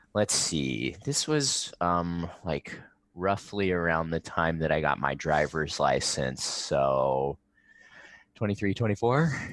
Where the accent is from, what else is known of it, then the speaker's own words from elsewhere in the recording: Riverside, California, United States; I grew up in Riverside, and there's, like, a pretty strong skate community here